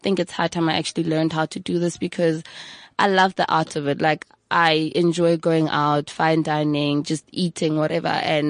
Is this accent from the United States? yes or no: no; Hammanskraal, Gauteng, South Africa; Hammond's Kraal, my hometown, where I'm from.